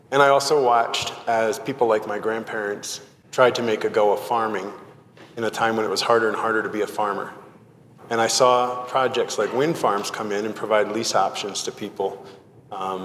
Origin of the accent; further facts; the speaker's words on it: New Jersey, United States; I grew up in New Jersey